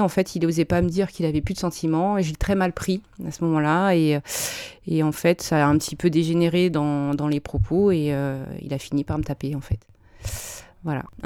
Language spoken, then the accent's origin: French; Bonneuil-sur-Marne, Île-de-France, France; moved away as an adult; also born or lived in Drancy / Caen; J'ai grandi, alors, ma toute petite enfance à Drancy, en 93. 9-3. Voilà, 9-3, représente. Et euh, arrivé en élémentaire, j'ai grandi à Bonneuil-sur-Marne, à côté de Créteil